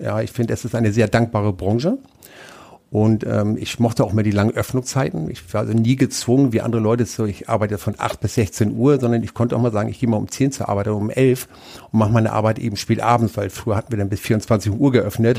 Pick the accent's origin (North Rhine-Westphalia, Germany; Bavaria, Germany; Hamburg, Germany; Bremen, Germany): Hamburg, Germany; moved away as an adult; also born or lived in Lübeck; now in Nuremberg, Germany; ich komme ursprünglich aus Lübeck, bin aber in Hamburg groß geworden